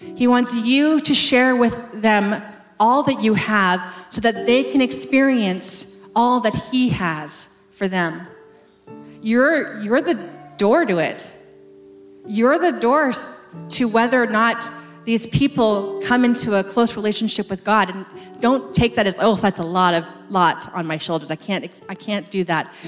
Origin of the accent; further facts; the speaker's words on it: West Coast, Canada; moved away as an adult; I moved across the country to a province I had never been to before, to a city I'd never heard of before, because I'm from the West Coast